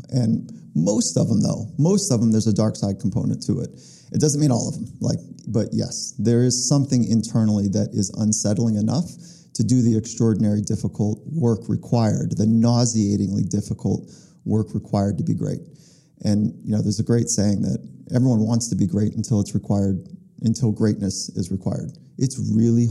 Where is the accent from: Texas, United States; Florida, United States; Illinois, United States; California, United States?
California, United States; Los Angeles; also born or lived in Virginia; I was born in Virginia, but then grew up in the South Bay of California, which is Los Angeles area